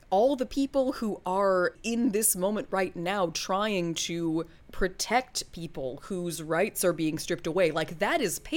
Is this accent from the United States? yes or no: no; England, United Kingdom; Oh yeah, I I may be a librarian, but I'm also an Englishman